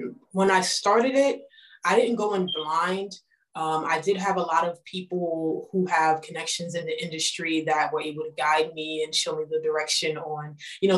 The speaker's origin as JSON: {"language": "English", "region": "New York", "country": "United States", "said": "I am from New York"}